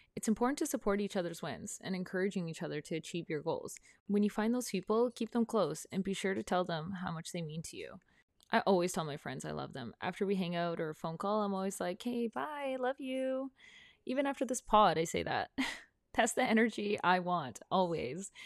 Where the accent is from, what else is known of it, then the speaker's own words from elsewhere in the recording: Prince Rupert, British Columbia, Canada; moved away; I'm from Prince Rupert, a small town in northern B C, and I'm still really good friends with a lot of my high school friends